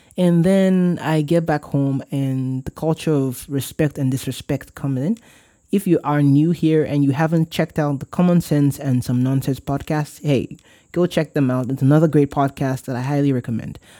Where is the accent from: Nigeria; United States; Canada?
Nigeria; Warri, Delta; moved away; I'm from Warri